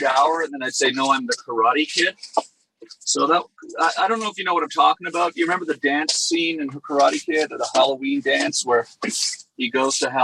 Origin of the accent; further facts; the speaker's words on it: Canada; now in Los Angeles, United States; I'm Canadian. I'm American too, by the way. I became a U.S. citizen last year. But, you know, I live in Los Angeles now.